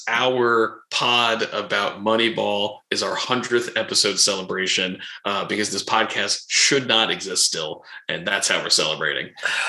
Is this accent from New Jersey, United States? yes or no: yes; New Jersey, United States; because we're from New Jersey